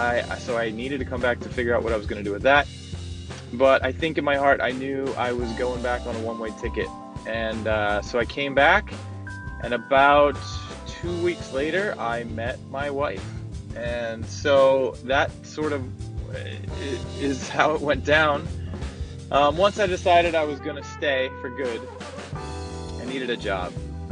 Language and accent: English; Philadelphia, Pennsylvania, United States; moved away; also born or lived in Santa Barbara / Puerto Vallarta; I'm from Philly. I'm a blue-collar kind of guy